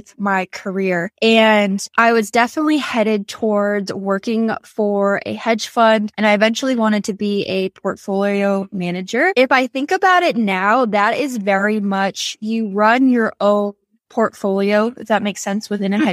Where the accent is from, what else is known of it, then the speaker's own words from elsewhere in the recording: Southern New Hampshire, United States; moved away as an adult; also born or lived in Massachusetts / New York City; So I grew up in Southern New Hampshire, about 45, 50 miles north of Boston, Massachusetts. So small town